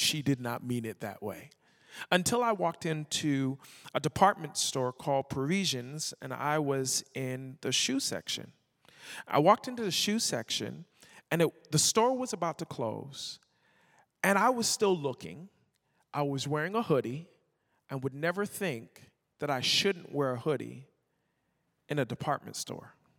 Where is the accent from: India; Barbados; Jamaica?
Barbados; moved away; also born or lived in Toronto, Canada; I was born in Toronto and I was raised in Barbados